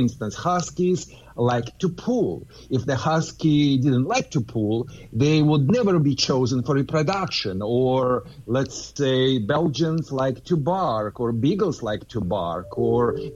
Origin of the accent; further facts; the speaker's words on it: Southern California, United States; I am from Southern California